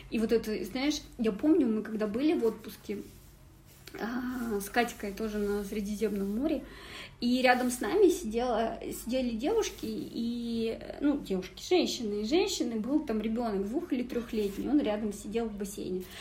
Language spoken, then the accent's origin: Russian; the Urals, Russia